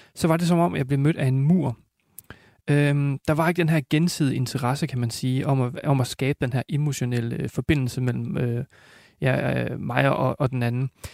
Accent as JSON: {"language": "Danish", "country": "Denmark", "also_born_or_lived": "United States", "said": "hjemme i Danmark"}